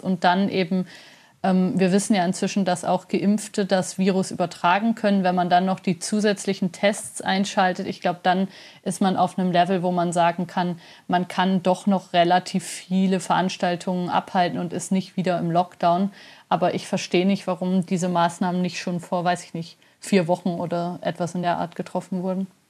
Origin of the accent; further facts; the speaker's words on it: Germany; now in Switzerland; Ich bin ja Deutsche und Schweizerin und habe die letzten Jahre in der Schweiz gelebt